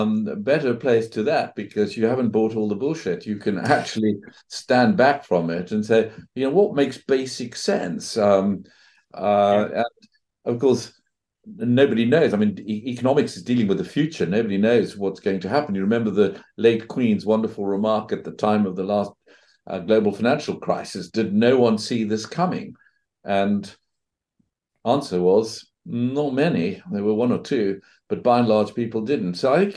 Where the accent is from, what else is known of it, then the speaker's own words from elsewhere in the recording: South Africa; moved away as an adult; also born or lived in Johannesburg, South Africa / Cambridge, England; now in England; I grew up in South Africa. Good part of the world to grow up. Went to university there in Johannesburg, then came over to England